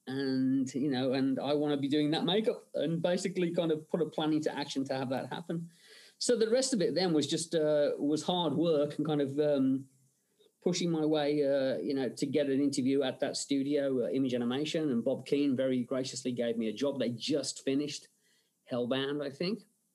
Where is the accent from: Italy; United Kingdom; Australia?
United Kingdom; England; growing up in England, you know, my parents' way of kind of keeping me in line was, you know, do I get to watch the Hammer horror film on a Friday night?